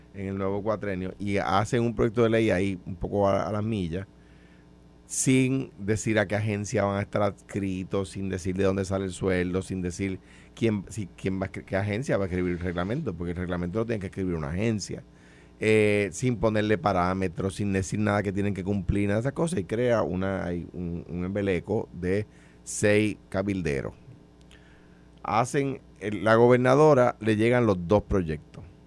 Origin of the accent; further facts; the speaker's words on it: Puerto Rico; yo soy puertorriqueño, yo tengo la ciudadanía de Estados Unidos pero yo soy puertorriqueño